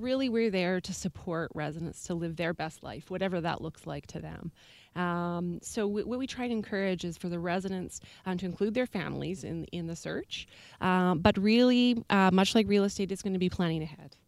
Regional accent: Alberta, Canada; now in Victoria, Canada; I myself am originally from Alberta

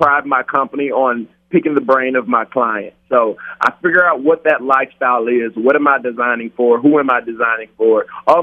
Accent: Louisiana, United States; now in Las Vegas, United States; I'm from Louisiana

